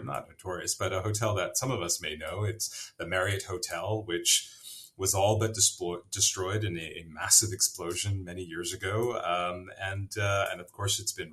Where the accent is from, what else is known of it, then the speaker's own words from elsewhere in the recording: Vancouver, British Columbia, Canada; moved away as an adult; also born or lived in Pakistan; I grew up in Vancouver, I grew up in Canada, first generation Canadian.